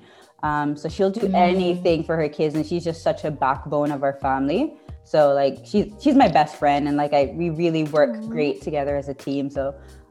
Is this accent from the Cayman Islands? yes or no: yes; Cayman Islands; moved away as an adult; also born or lived in England; I'm from the Cayman Islands.